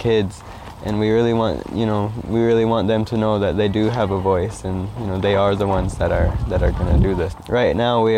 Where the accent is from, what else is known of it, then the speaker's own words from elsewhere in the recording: United States; I'm Oglala Lakota